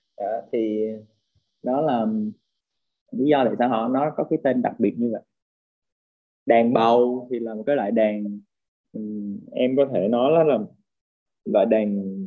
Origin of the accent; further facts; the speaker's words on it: Vietnam; mình là người Việt Nam